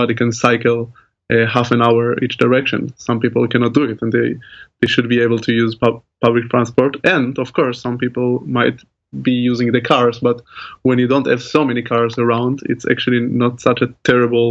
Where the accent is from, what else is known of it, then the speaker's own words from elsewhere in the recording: Tel Aviv, Tel Aviv District, Israel; moved away as an adult; now in Groningen, Netherlands; I grew up in Tel Aviv, which is also a great city in Israel.